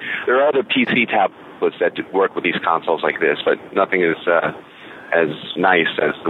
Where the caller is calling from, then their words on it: Saugerties, New York, United States; from Saugerties Woodstock.